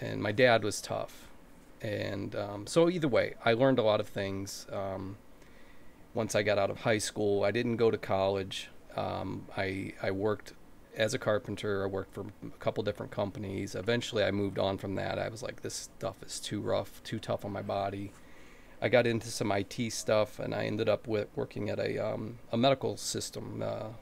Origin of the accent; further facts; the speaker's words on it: Ohio, United States; So I've been in Ohio in the United States. I've born here, grew up here